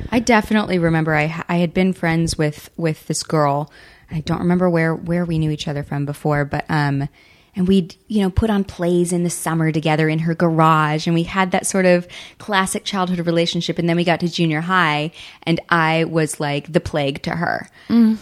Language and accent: English; Southern California, United States; also born or lived in Hawaii; I grew up in Southern California and I'm used to dry air and stuff